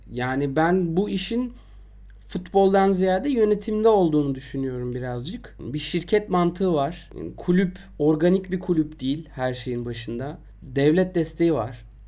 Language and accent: Turkish; Istanbul, Turkey; ben Şişliliyim.